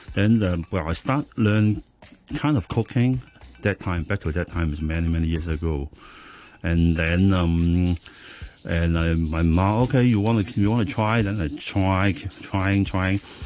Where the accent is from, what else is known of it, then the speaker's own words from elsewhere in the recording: Hong Kong; I was born in Hong Kong. So um, when I was a kid, I think until now, most of the food I, I, I, I, I ate Cantonese local food